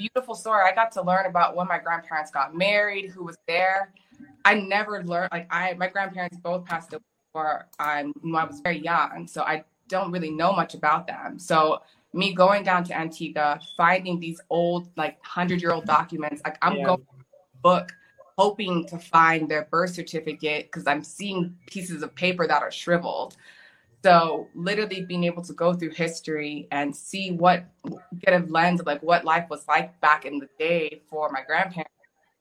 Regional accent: Texas, United States; moved away as an adult; also born or lived in Middle East; I'm from America. But not really America, I'm from Texas

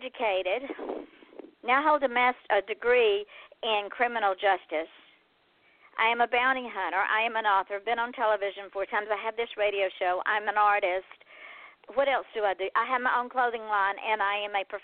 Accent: the South, Southern United States, United States; I am from the South

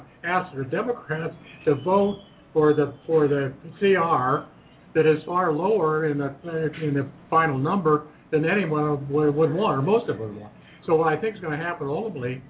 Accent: Ohio, United States; building tires in my hometown and Cooper Tire and Rubber Company

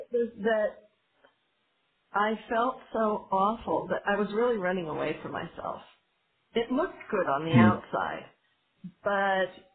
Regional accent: California, United States; also born or lived in Northern Israel; now in Israel; I'm from California

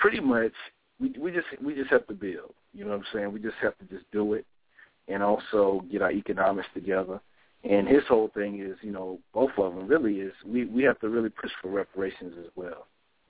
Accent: Laurinburg, North Carolina, United States; my hometown of Laurinburg

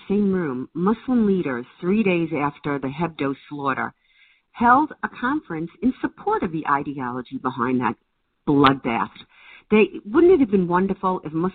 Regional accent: United States; as an American

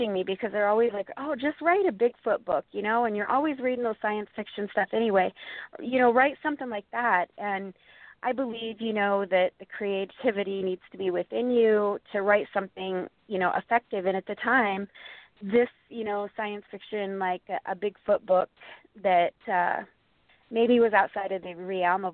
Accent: Montana, United States; my home state of Montana

